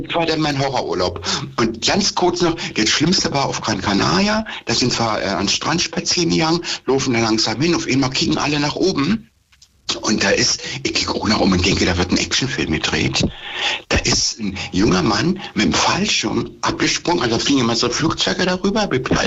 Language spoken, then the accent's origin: German; Germany; hier bei uns in Deutschland